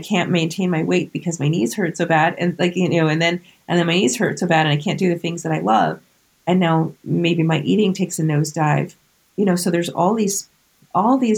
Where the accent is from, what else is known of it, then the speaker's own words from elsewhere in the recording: Vermont, United States; now in New Jersey, United States; my home state of Vermont and here in New Jersey